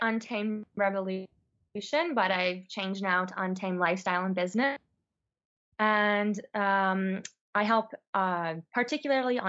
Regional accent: Toronto, Ontario, Canada; moved away as an adult; also born or lived in Montreal, Canada; now in south of France, France; I'm from Toronto. I went to school in Montreal

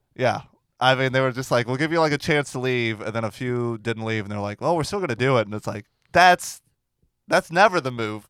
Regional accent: Port St. Lucie, Florida, United States; moved away; if you take ninety-five south, my hometown, it's, like, the exit by the dump

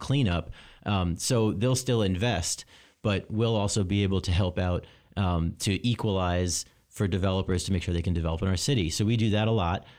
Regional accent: Long Island, New York, United States; moved away as an adult; now in Lansing, United States; I grew up in New York. Uh, I grew up on Long Island

